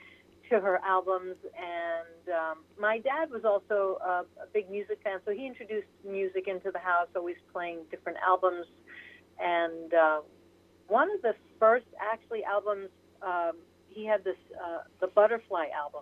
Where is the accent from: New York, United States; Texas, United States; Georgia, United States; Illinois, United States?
New York, United States; Port Jefferson; I grew up on Long Island, New York.